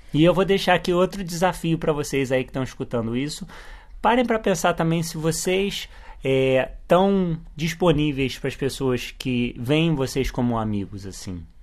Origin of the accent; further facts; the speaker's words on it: Rio de Janeiro, Brazil; moved away as an adult; a gente se mudou do Rio de Janeiro